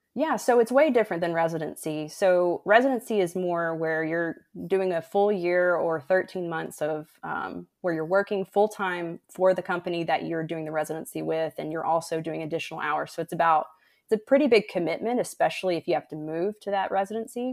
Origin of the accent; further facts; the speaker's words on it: West Tennessee, United States; moved away as an adult; also born or lived in Arkansas / Utah / Memphis, Tennessee / Houston, Texas; now in Iowa, United States; I grew up in West Tennessee